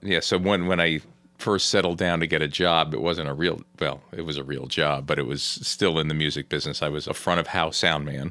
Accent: New Jersey, United States; I grew up in New Jersey

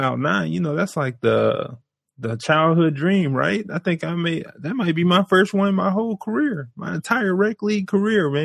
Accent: Brunswick, Georgia, United States; now in Chicago, United States; I am from Brunswick, Georgia. And let me tell you, I represent Brunswick hard. And we have probably about 10 to 12,000 people. So we're like half a neighborhood. You're talking about a neighborhood. We're half a neighborhood in my hometown. I grew up there.

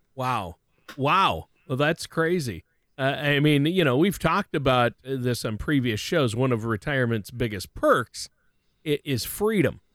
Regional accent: Worthington, Minnesota, United States; the drive-in in my hometown in Worthington, Minnesota

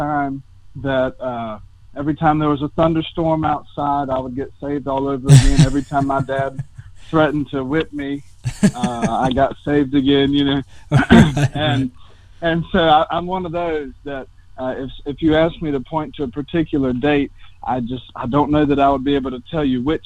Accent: North Carolina, United States; moved away; I'm from North Carolina, out of the Cornerstone Conference

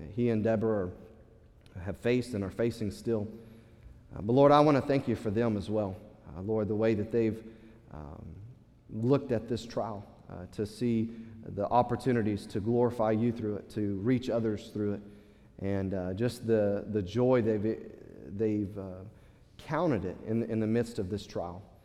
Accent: United States; as Western American, uh, American uh, Christians

